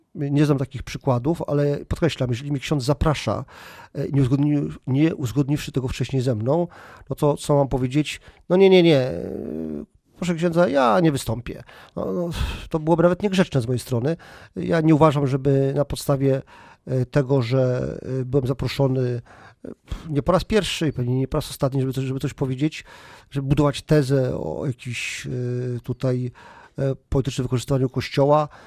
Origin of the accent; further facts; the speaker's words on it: Poland; my Polacy kultywujemy takie tradycje